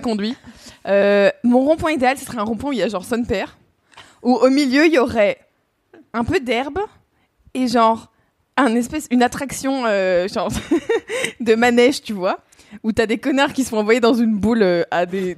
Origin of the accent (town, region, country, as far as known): Burgundy, Bourgogne-Franche-Comté, France